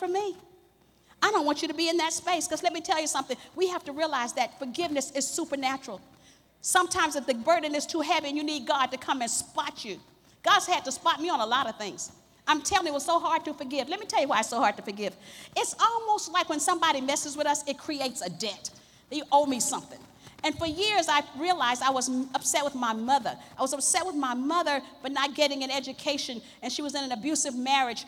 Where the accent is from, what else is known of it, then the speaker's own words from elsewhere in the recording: the South, United States; grew up in the South